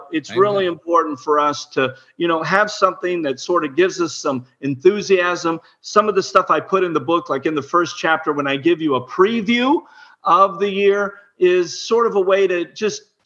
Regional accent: Illinois, United States; I was born in Illinois, so I know that area well.

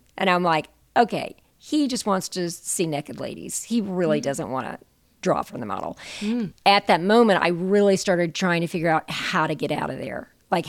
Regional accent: the South, United States; I mean, I came out of, you know, I'm from the South in the United States, and you know, we're all about hospitality

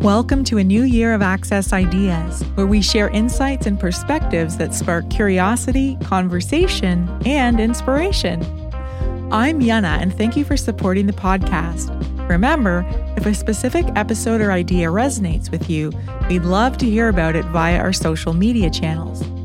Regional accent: London, Ontario, Canada; I didn't grow up traveling a lot. I had four siblings, and our travels were basically limited to the provincial parks in southwestern Ontario because I'm from London, Ontario

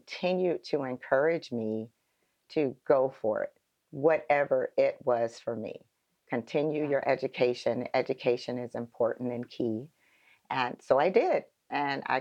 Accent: Phoenix, Arizona, United States; I am born and raised in Phoenix, Arizona

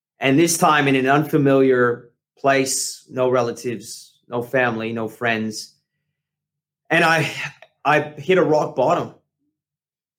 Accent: California, United States; I grew up in California

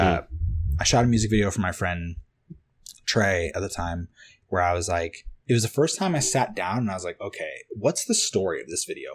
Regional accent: Cape Cod, Massachusetts, United States; moved away as an adult; also born or lived in Boston; now in Los Angeles, United States; I grew up on this little island called Cape Cod

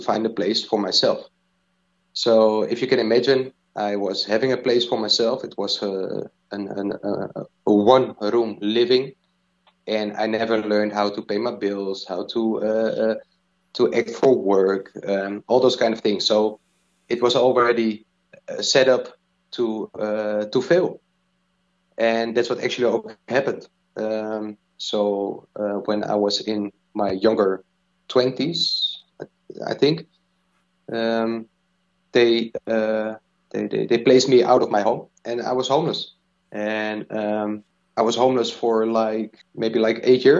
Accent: Diemen, North Holland, Netherlands; I grew up in Diemen. Small place nearby Amsterdam

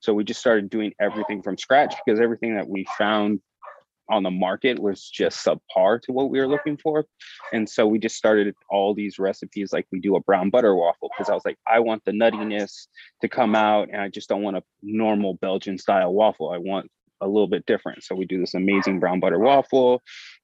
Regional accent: Oxnard, California, United States; moved away as an adult; also born or lived in Santa Barbara / New York; now in Los Angeles, United States; there's not a bunch of restaurants in Oxnard where I grew up

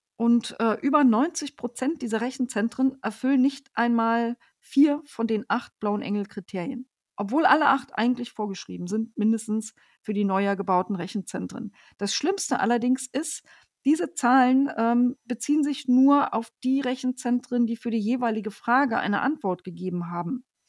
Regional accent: northern Brandenburg, Germany; Ich komme ja aus dem Norden von Brandenburg.

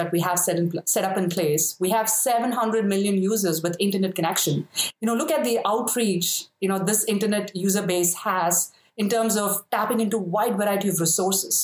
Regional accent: South India, India; moved away as an adult; also born or lived in Chennai; now in United States; I grew up in India

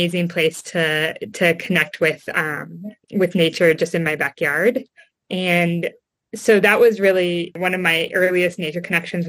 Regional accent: Eau Claire, Wisconsin, United States; I grew up in Wisconsin and I grew up in a forest. My house was, I think, kind of considered to be in the suburbs of Eau Claire, Wisconsin

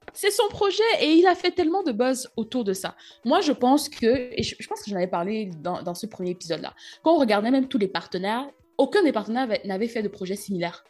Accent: Cameroon; moved away; en grandissant au Cameroun

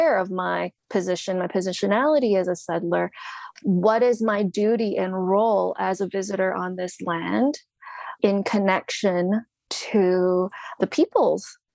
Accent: Hong Kong; moved away; I was born in Hong Kong during British rule. So we were colonized people.

